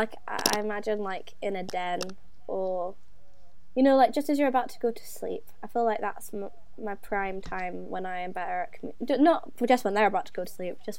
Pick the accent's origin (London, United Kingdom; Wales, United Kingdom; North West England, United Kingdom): Wales, United Kingdom; I know, it's I'm Welsh.